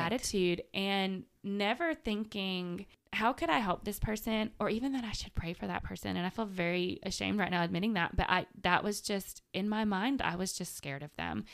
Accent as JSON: {"language": "English", "town": "Manchester", "region": "Tennessee", "country": "United States", "also_born_or_lived": "Chattanooga", "moved": "as an adult", "lives_now": "Murfreesboro, United States", "said": "I'm from Manchester, so Murfreesboro and Nashville are not that far away"}